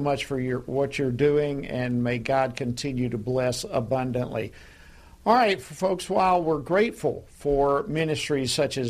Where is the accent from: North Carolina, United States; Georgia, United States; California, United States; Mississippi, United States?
Georgia, United States; here in my home state of Georgia